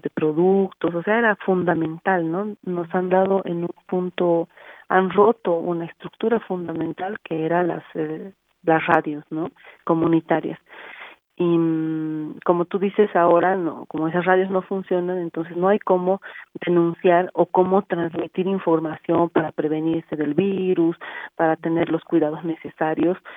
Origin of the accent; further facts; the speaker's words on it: Bolivia; nosotras como, como pueblo boliviano